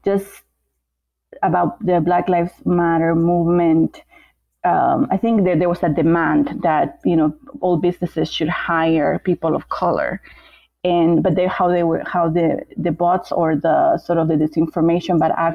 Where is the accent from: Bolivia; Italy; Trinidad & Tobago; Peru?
Bolivia; moved away; I'm from Bolivia